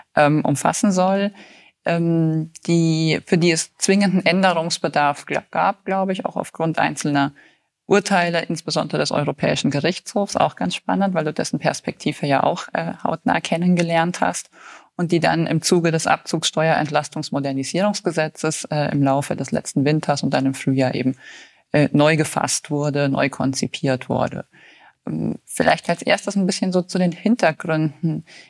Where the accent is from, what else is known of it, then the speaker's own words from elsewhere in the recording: Bayreuth, Bavaria, Germany; ich bin auch in Bayreuth geboren